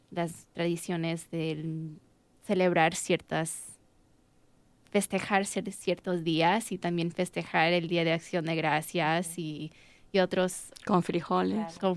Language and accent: Spanish; United States; yo nací en los Estados Unidos y para mí es la idea de tratar de preservar mi cultura mexicana, porque tengo una madre mexicana y un papá americano.